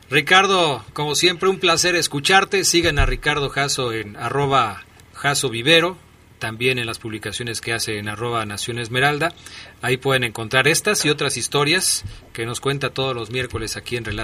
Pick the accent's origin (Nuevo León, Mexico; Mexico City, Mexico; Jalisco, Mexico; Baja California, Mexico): Mexico City, Mexico; now in León, Mexico; yo no nací aquí, yo llegué de la Ciudad de México, pero cuando empecé a conocer al Club León